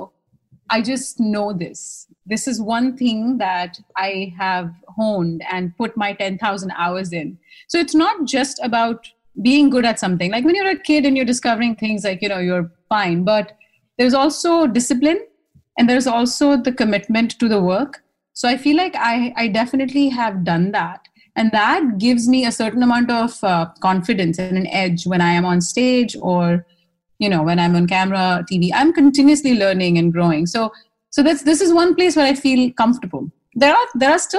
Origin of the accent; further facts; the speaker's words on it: India; accent: Indian; moved away as an adult; now in New York, United States; my Indian accent wasn't quite the Indian accent they were used to either